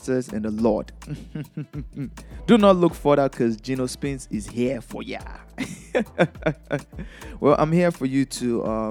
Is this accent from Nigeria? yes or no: yes; Lagos, Nigeria; moved away; I'm from Nigeria. I was born in Lagos, Nigeria